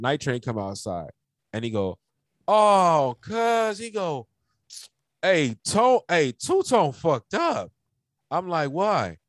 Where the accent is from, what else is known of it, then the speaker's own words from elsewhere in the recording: Los Angeles, California, United States; this is where I grew up in. Like, you know, like I'm from Pacoima